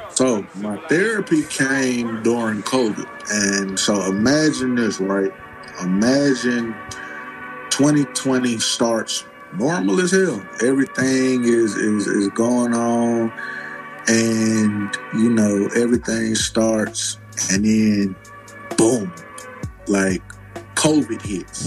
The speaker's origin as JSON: {"language": "English", "town": "Decatur", "region": "Georgia", "country": "United States", "tie": "born or raised there", "also_born_or_lived": "Charlotte, North Carolina", "said": "I've been in Decatur nigga since the age of one."}